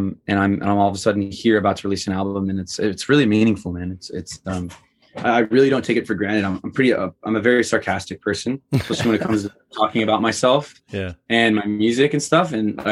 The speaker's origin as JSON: {"language": "English", "region": "Missouri", "country": "United States", "tie": "born or raised there", "said": "I grew up in Missouri for the 4 years of my life."}